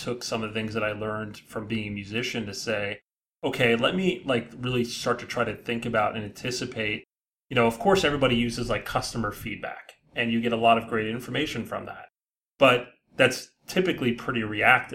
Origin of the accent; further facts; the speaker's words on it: Edison, New Jersey, United States; I grew up in Edison, New Jersey